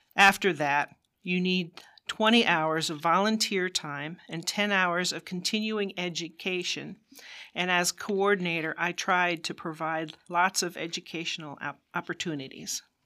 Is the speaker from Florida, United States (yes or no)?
no; New Jersey, United States; moved away as an adult; now in Susquehanna County, United States; I'm a refugee from New Jersey.